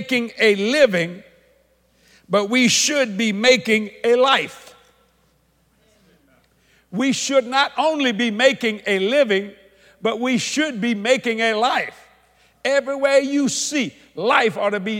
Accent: United States; I'm an American

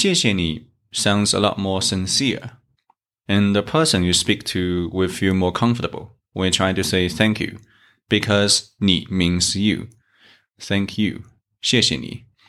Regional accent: China; from China

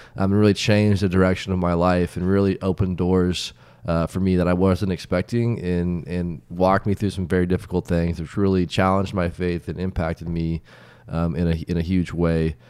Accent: Wichita, Kansas, United States; moved away; also born or lived in South Africa; born and raised in Wichita, Kansas

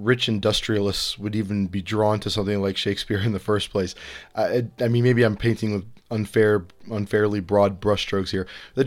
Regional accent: Cleveland, Ohio, United States; I grew up in Cleveland

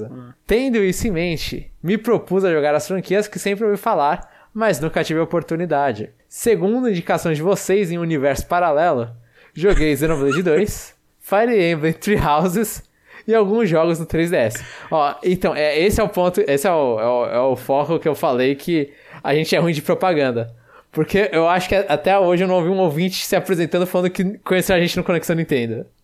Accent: Registro, São Paulo, Brazil; now in Curitiba, Brazil; Pronuncia …. Tenho 25 anos e sou de Registro, interior de São Paulo. Mas atualmente estou estudando em Curitiba.

